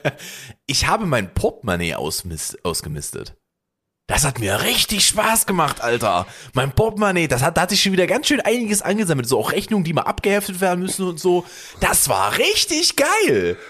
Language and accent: German; Germany; als Deutscher